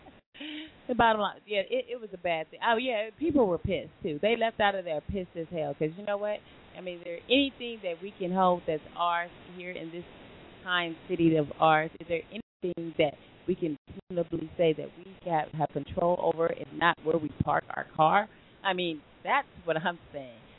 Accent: Long Beach, California, United States; where we are from Long Beach

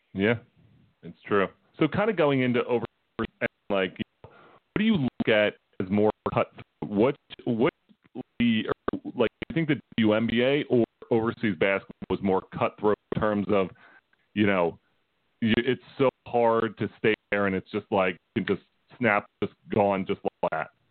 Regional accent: Philadelphia, Pennsylvania, United States; we're from Philly

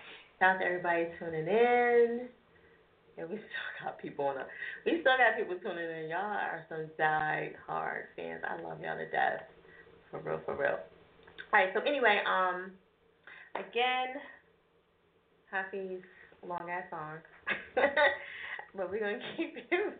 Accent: New Jersey, United States; now in Philadelphia, United States; I'm from Jersey, and I'm here in Philly.

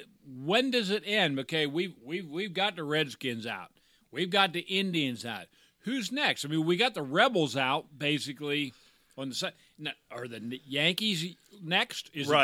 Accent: Ireland; I'm an Irishman.

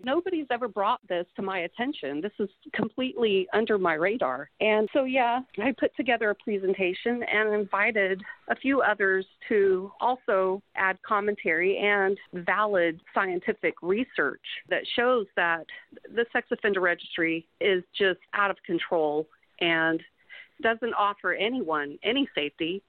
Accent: Mississippi, United States; I am from Mississippi

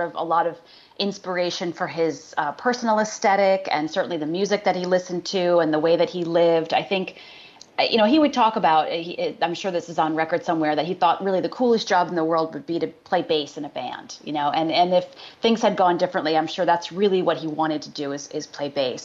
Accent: Syracuse, New York, United States; I grew up in uh, upstate New York, outside of Syracuse

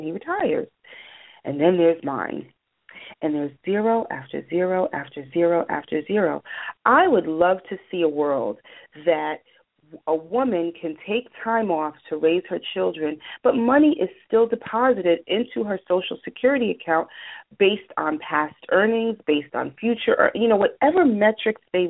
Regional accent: New York City, New York, United States; I was raised in New York City, you know, Greenwich Village

